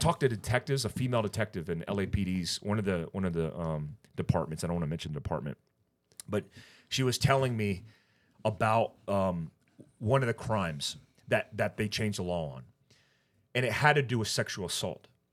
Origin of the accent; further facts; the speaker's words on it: California, United States; I was born in California